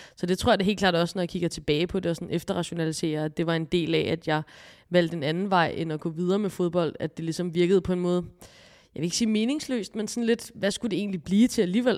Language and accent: Danish; Copenhagen, Capital Region of Denmark, Denmark; nu er jeg her fra København